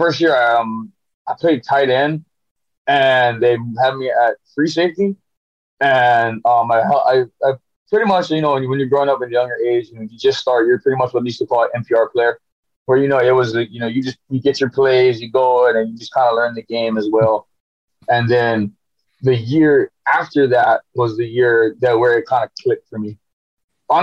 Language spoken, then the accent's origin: English; Hawaii, United States; I'm born and raised in Hawaii